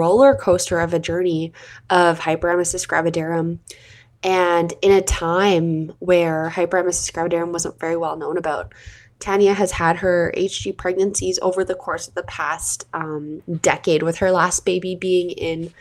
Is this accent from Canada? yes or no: yes; Canada; I'm your Canadian host